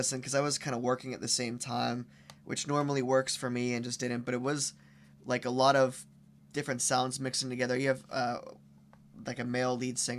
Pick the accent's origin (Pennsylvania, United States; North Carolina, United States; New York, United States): Pennsylvania, United States; Belle Vernon; my friends that I grew up with in Belle Vernon and Fayette County, an area that you kind of want to get out